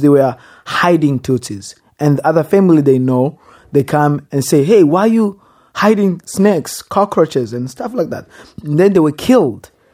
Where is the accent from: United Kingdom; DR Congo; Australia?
DR Congo; English is a second language; also born or lived in Rwanda / West Texas; now in Texas, United States; a boy who was born and raised in Congo